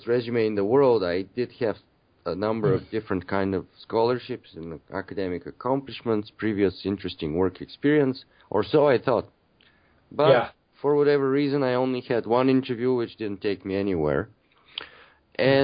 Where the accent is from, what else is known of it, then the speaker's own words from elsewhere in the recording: Bulgaria; moved away as an adult; now in Canada; I'm originally from Bulgaria. I've been living in Canada for about 15 or 16 years.